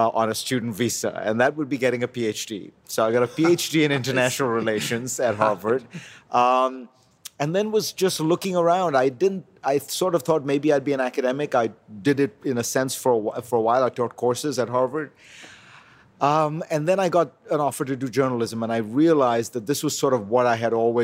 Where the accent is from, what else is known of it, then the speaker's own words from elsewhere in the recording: India; moved away as an adult; I grew up in India